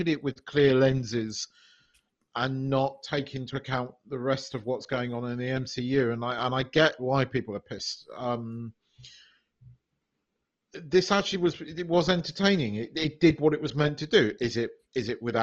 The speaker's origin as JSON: {"language": "English", "country": "United Kingdom", "said": "as a British person"}